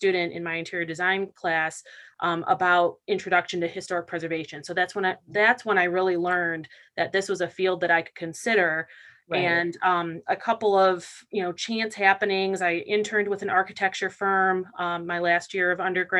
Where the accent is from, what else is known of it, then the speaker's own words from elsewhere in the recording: Detroit, Michigan, United States; now in Waynesboro, United States; I'm from the Midwest, originally from the Metro Detroit area. And where I grew up, just outside of Detroit